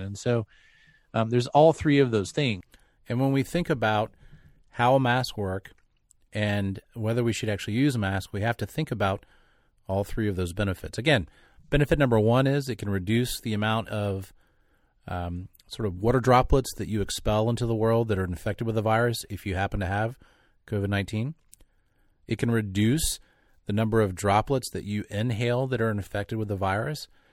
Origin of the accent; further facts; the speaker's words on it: North Carolina, United States; me growing up in North Carolina